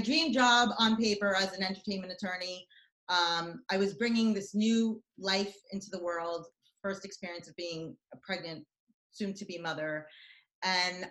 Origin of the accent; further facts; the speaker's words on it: United States; also born or lived in Israel / New York; I lived in the States from the age of 5 to 13